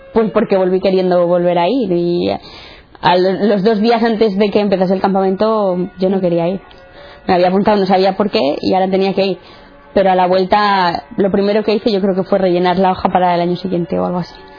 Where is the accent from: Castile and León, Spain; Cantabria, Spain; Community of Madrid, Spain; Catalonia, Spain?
Cantabria, Spain; Santander; tengo 18 años, soy de Santander